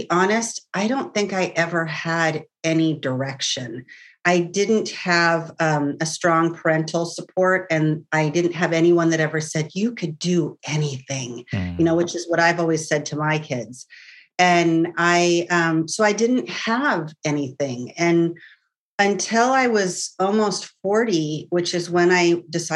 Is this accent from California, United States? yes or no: yes; California, United States; also born or lived in San Francisco / Carmel Valley / Menlo Park / Mendocino; I've lived in California all my life. I have moved quite a few times. I was born in San Francisco